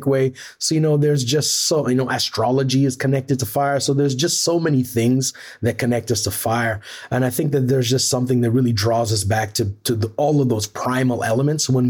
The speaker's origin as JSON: {"language": "English", "country": "Trinidad & Tobago", "tie": "born or raised there", "also_born_or_lived": "Tobago", "said": "I was maybe 3-4 years old in Tobago. I was born in Trinidad."}